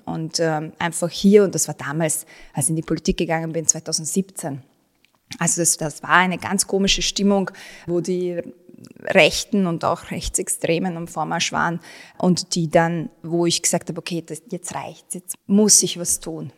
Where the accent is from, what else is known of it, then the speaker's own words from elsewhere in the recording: Vienna, Austria; also born or lived in Bosnia and Herzegovina; ich bin in Wien aufgewachsen, ich bin in Favoriten aufgewachsen, Favoriten und Wien sind meine Heimat